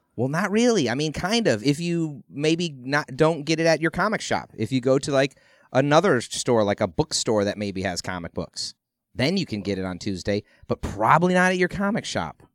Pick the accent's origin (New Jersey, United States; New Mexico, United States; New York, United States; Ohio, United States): Ohio, United States; I grew up in Ohio